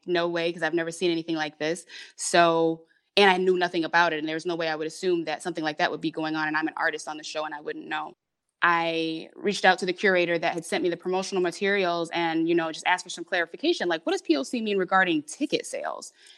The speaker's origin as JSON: {"language": "English", "town": "Detroit", "region": "Michigan", "country": "United States", "tie": "born or raised there", "also_born_or_lived": "Hamtramck", "said": "I was born in Detroit, but right away, um, we had, we were living in, um, Hamtramck"}